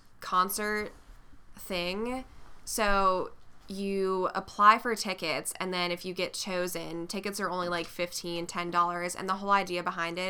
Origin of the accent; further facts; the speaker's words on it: Raleigh, North Carolina, United States; Raleigh, which is my hometown